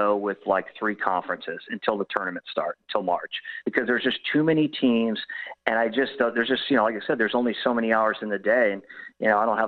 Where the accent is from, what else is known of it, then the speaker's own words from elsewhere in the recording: California, United States; now in Austin, United States; since I live in Texas, the Pac-12, cause I'm from California